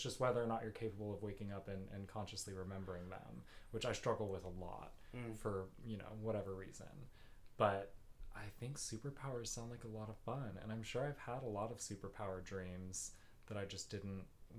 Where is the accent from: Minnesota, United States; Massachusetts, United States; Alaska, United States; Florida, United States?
Massachusetts, United States; Boston; High school. I'm right here.